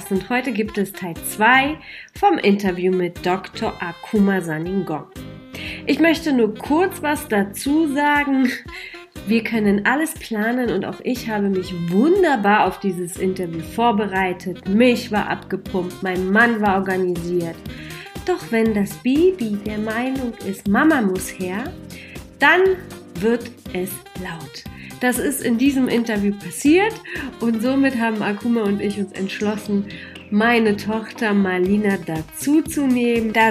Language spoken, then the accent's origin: German; Berlin, Germany; moved away as an adult; now in Bavaria, Germany; Ich bin in Berlin groß geworden. Ich bin erst vor eineinhalb Jahren nach Bayern gezogen. Bin in Neukölln groß geworden